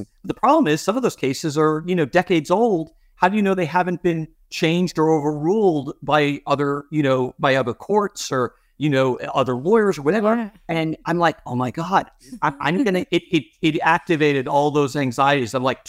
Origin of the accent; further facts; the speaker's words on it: Long Island, New York, United States; also born or lived in Boston; Like, I grew up in New York on Long Island. I went to law school in Boston.